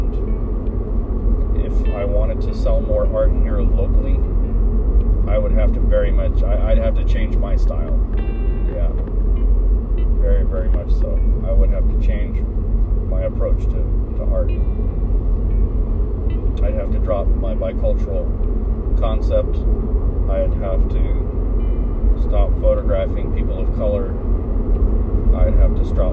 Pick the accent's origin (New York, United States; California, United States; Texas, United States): Texas, United States; Central; moved away; I am Chicano. I am from Central Texas